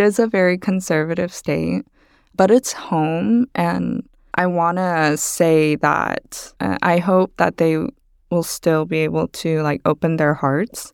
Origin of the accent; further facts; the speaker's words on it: Texas, United States; also born or lived in Busan, South Korea; moved to Texas